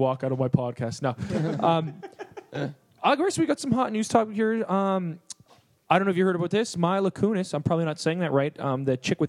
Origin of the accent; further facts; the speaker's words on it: Canada; I am Canadian